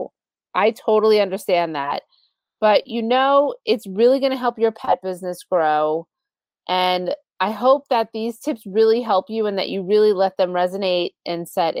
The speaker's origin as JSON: {"language": "English", "area": "Long Island", "region": "New York", "country": "United States", "accent": "Long Island", "said": "my Long Island accent"}